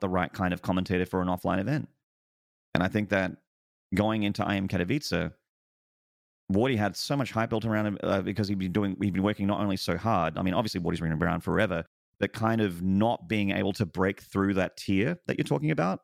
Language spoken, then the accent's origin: English; Australia; I'm also very far away as an Australian.